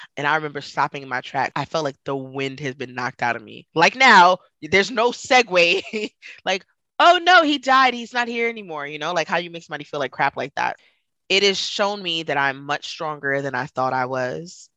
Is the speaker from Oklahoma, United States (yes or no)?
no; New York City, New York, United States; moved away; growing up in Brooklyn, like I, oh, I mean, you know, I was surrounded by diversity